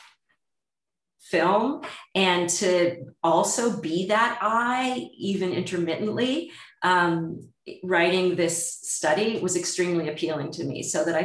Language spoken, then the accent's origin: English; United States; if you're an American